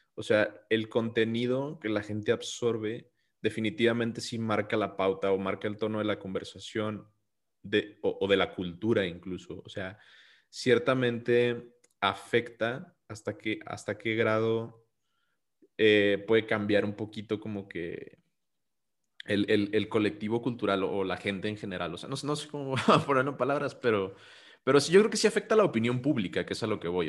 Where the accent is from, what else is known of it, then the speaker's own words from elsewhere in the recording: Mexico; yo soy mexicano